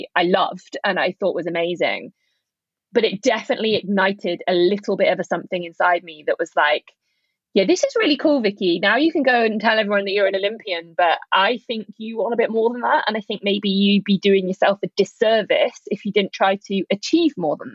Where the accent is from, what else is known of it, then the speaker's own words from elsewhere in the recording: United Kingdom; also born or lived in Leeds / Bath; my home country